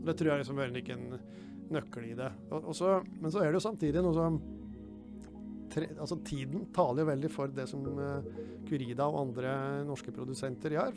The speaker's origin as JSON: {"language": "Norwegian", "town": "Flisa", "region": "Innlandet", "country": "Norway", "moved": "yes", "lives_now": "Høvik, Norway", "said": "jeg kommer jo opprinnelig fra Flisa, da, så selv om jeg bor i, på Høvik nå, så er det ganske lett å høre at jeg ikke har vokst opp der."}